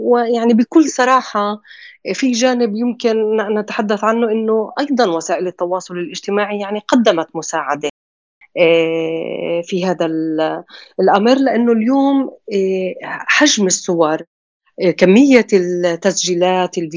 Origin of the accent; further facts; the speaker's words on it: Palestine; أنا كفلسطينية غير قادرة على الوصول